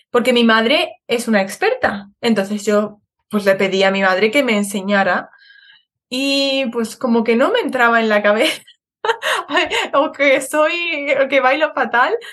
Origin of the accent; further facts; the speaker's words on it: Madrid, Community of Madrid, Spain; yo cuando era pequeña vivía en, en Madrid